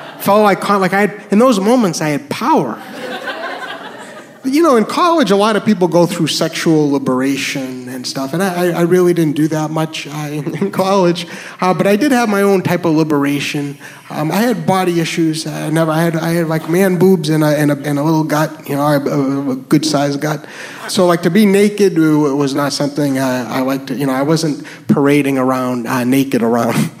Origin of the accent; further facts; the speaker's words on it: New Hampshire, United States; moved away; also born or lived in New York; I am from New Hampshire